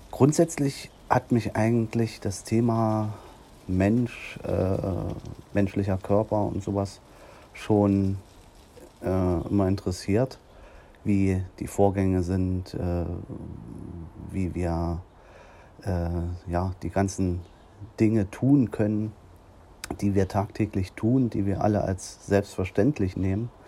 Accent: Nordhausen, Thuringia, Germany; Ja, und dann habe ich dann hier in meiner Heimatstadt in Nordhausen die Möglichkeit bekommen

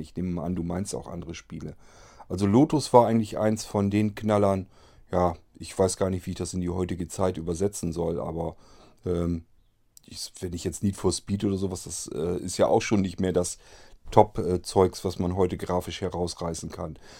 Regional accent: Germany; bei uns in Deutschland

